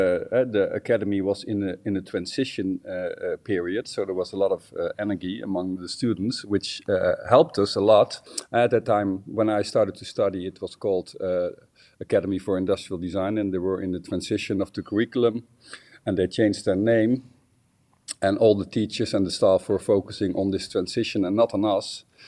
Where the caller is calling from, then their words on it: Rotterdam, South Holland, Netherlands; I'm joining you from Rotterdam, the Netherlands.